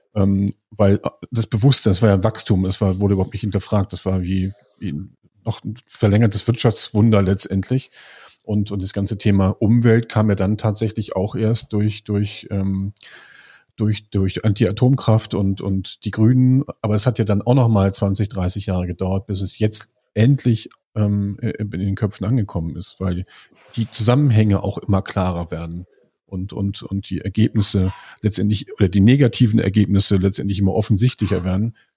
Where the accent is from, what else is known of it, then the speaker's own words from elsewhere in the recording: Lüneburg, Lower Saxony, Germany; ich komme aus Lüneburg